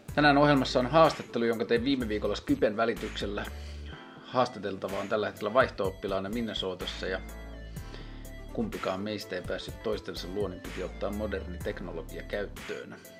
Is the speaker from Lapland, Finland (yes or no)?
yes; Tornio, Lapland, Finland; mä oon itse kotoisin Torniosta